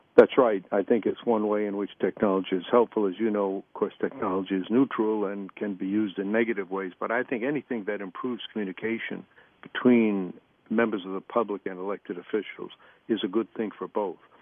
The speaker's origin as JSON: {"language": "English", "region": "Maine", "country": "United States", "tie": "born or raised there", "said": "to be Americans, but especially to have been born and raised in Maine"}